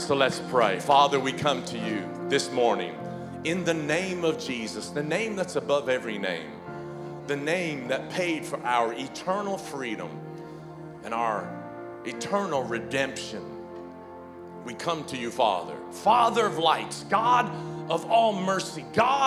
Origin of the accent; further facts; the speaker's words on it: the South, United States; I grew up in the South